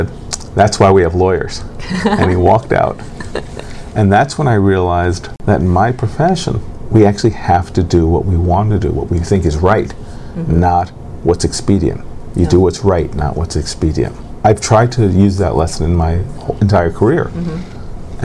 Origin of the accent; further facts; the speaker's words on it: New York City, New York, United States; I was born in New York City